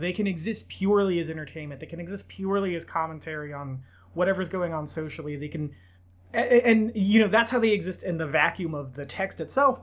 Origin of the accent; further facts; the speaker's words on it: Bakersfield, California, United States; in and around my hometown, and they used a lot of the archives from the oil museum here in Bakersfield